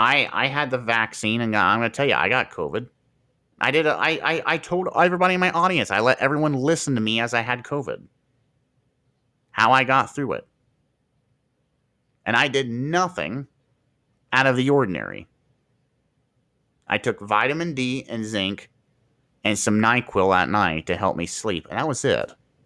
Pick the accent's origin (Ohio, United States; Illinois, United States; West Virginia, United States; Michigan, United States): Ohio, United States; Marion; Here in Marion General Hospital, for example, where I'm from Marion, Ohio